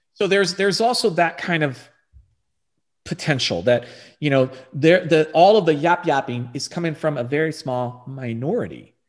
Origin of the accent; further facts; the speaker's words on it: Texas, United States; moved away as an adult; also born or lived in Virginia / California / Arizona; I was born and raised here in Texas.